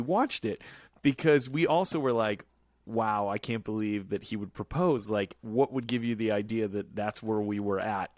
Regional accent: Chicago, Illinois, United States; When I was growing up in Chicago, I went to a church called Grace Lutheran Church.

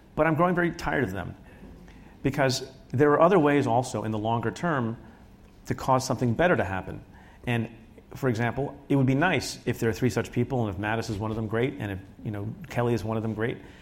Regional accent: India; now in United States; I was born in India

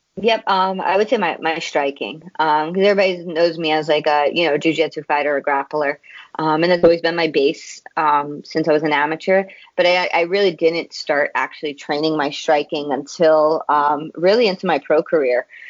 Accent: New York City, New York, United States; now in Long Island, United States; I was born and raised in Queens. I actually only moved out to Long Island um, a few years ago

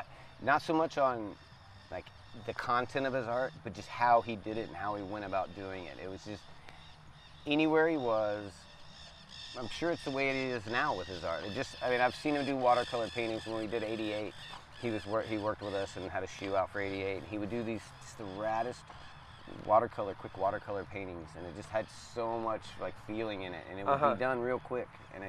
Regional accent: Pensacola, Florida, United States; now in St. Petersburg, United States; And Lance is from St. Pete, and I was from Pensacola.

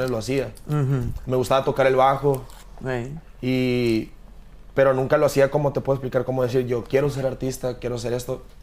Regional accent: Mexicali, Baja California, Mexico; No, soy de Mexicali.

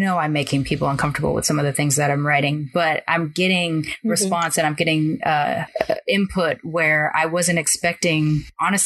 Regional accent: Long Beach, California, United States; born or raised there

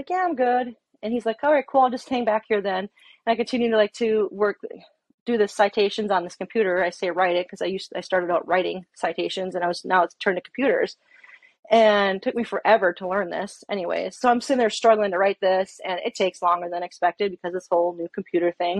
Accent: Fargo, North Dakota, United States; moved away as an adult; also born or lived in Alaska; moved back to my hometown area, Fargo, North Dakota

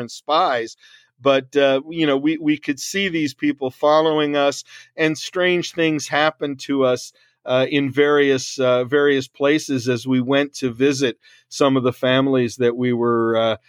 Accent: New York, United States; I love, you know, I'm a New Yorker by nature. I love the New York subway.

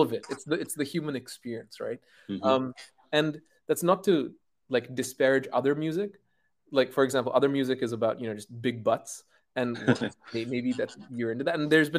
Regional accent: Qatar; I grew up in Qatar, of all places

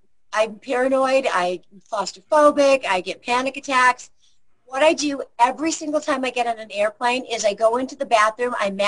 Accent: Illinois, United States; now in Henderson, United States; Well, I'm from Illinois.

